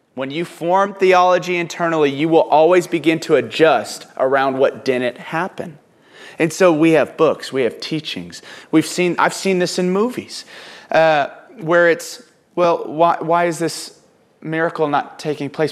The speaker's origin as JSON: {"language": "English", "town": "Houston", "region": "Texas", "country": "United States", "tie": "born or raised there", "also_born_or_lived": "Oklahoma", "said": "growing up in Oklahoma, then Houston, in East Texas"}